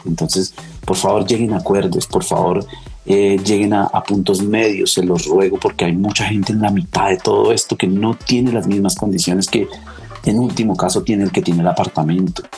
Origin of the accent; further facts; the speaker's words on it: Turmequé, Boyacá, Colombia; moved away; de mi pueblo, de Enturmeque